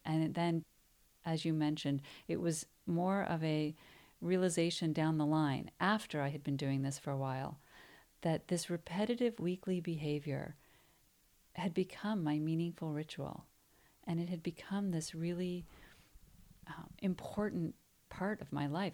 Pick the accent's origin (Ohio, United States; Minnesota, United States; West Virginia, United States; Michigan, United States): Ohio, United States; Cleveland; moved away as an adult; also born or lived in New York City; I'm actually from Cleveland